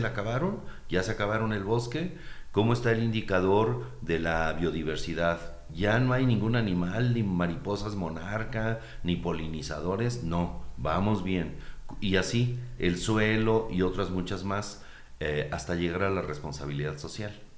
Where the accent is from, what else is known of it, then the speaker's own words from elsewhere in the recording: Uruapan, Michoacán, Mexico; Yo soy urbapense, eh, ellos también, somos una región de Michoacán